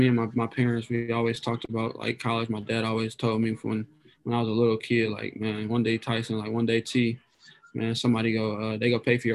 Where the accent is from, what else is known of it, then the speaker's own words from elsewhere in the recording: Toledo, Ohio, United States; I grew up kind of on the south and west side of Toledo, just kind of inner city of Toledo